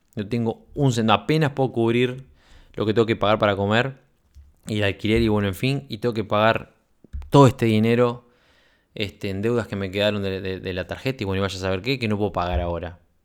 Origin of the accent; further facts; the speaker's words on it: Uruguay; moved away as an adult; now in Sweden; De militar en Uruguay emprendedor en Suecia, ya sabes a esta altura que soy, fui oficial de la Fuerza Aérea